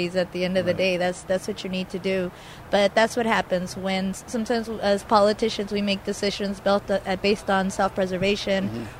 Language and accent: English; Lynwood, California, United States; growing up in Lynwood